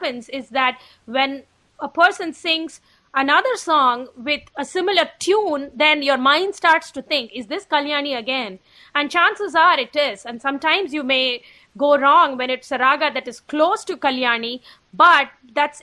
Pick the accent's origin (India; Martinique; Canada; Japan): India; Chennai, Tamil Nadu; moved away as an adult; also born or lived in Boston / Los Angeles; now in Albany, United States; I was born and raised in Chennai, which is in the state of Tamil Nadu in South India.